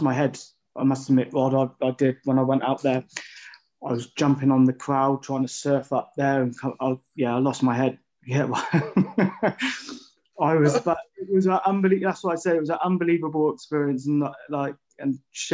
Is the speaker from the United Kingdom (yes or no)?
yes; Bath, South West England, United Kingdom; I come from Bath